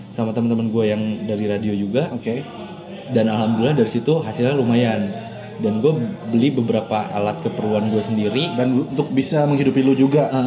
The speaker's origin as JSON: {"language": "Indonesian", "town": "Cirebon", "region": "West Java", "country": "Indonesia", "also_born_or_lived": "Bandung", "moved": "as an adult", "said": "gue dari Cirebon"}